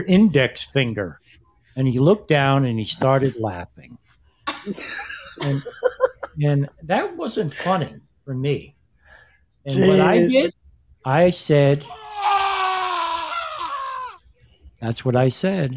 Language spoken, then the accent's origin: English; Connecticut, United States; we're from Connecticut.